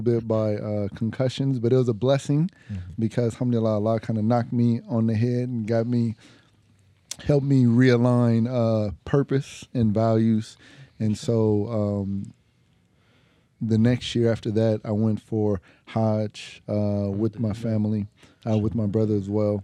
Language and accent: English; Pomona, California, United States; also born or lived in Los Angeles, California; I was born in Los Angeles, California, but raised in Pomona, California in the 80s and 90s